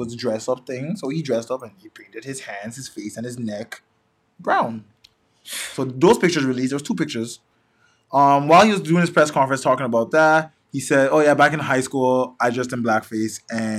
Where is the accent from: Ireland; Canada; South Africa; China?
Canada; we're Canadian and he's our prime minister.